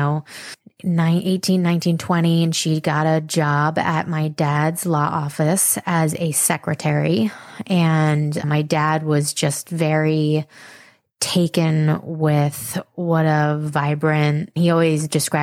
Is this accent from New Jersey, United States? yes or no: no; Mahopac, New York, United States; we grew up in Mapac, which is a suburb of the city, in Putnam County, which is 1 county north of Westchester